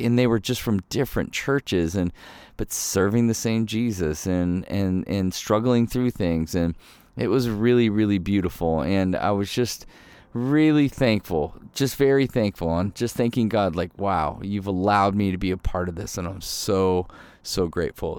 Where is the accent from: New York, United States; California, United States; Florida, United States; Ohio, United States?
Ohio, United States; also born or lived in Michigan; I, I was born in Michigan, but we grew up in Ohio